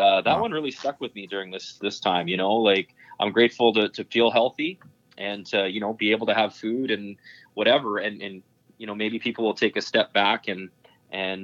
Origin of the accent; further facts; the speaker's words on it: Boyle, Alberta, Canada; moved away; We grew up on a 3-sheeter in a little town called Boyle, Alberta. And when I tell people I'm from Boyle